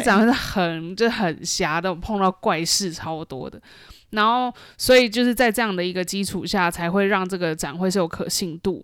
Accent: Taiwan; now in Shanghai, China; 身为台湾人

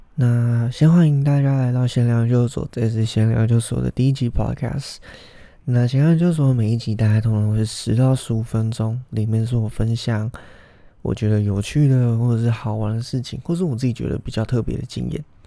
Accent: Taiwan; 我们台湾人

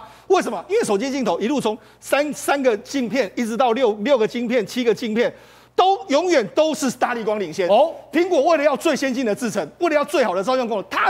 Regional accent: Taiwan; 我觉得我们台湾人要认清这一点的这个现实啊，

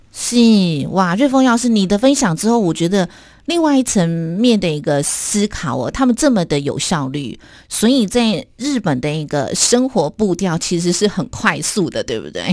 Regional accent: Taiwan; 我们台湾人真 真的很喜欢去日本哦

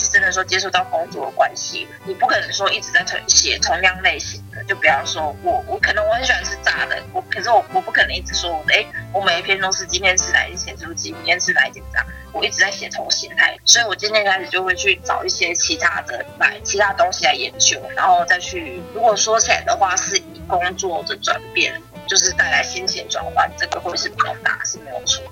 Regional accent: Taichung, Taiwan; moved away as an adult; also born or lived in Kaohsiung; 其实我，我不是高雄人，嗯哼。就是我一直从小到大都是在台中长大的

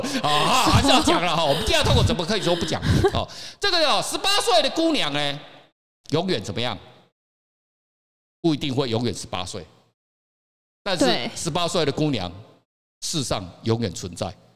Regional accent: Taiwan; 可是哦，大家觉得特别我们台湾人，我不晓得为什么要信那个东西啊？那台湾人哦是蛮有趣的一个国家跟民族哦

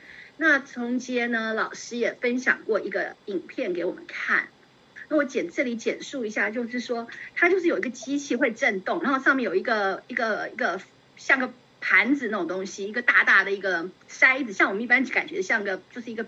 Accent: China; 我当时就觉得，哎呀，我们中国人怎么那么有智慧呢？

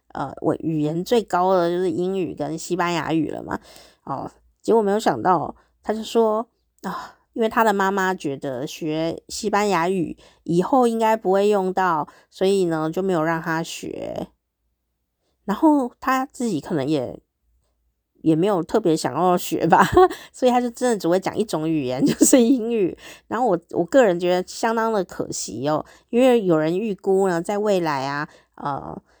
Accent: Taiwan; first language Mandarin Chinese; 我的母语就是台语哦，闽南语

